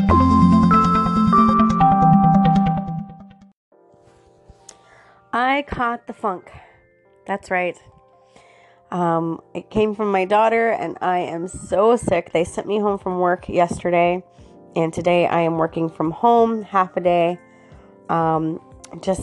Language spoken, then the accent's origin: English; Florida, United States; I was born and raised in Florida. So for me, Florida is my home